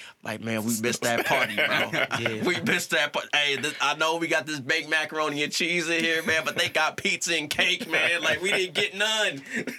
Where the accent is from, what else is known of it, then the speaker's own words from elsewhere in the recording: Boston, Massachusetts, United States; You know I'm from Boston, right?